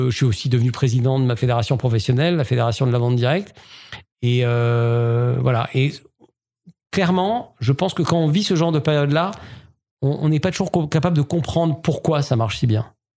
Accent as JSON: {"language": "French", "town": "Strasbourg", "region": "Grand Est", "country": "France", "tie": "born or raised there", "also_born_or_lived": "Paris", "moved": "as an adult", "said": "je suis strasbourgeois, un vrai strasbourgeois, 100%. Et donc, j'ai grandi à Strasbourg"}